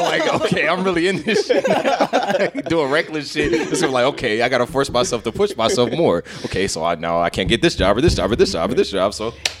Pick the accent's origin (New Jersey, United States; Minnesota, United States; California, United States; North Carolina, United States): California, United States; Compton; also born or lived in Hawthorne / Colorado / Nevada; now in Long Beach, United States; But yeah, I was raised in Compton, fucking Hawthorne, Colorado, like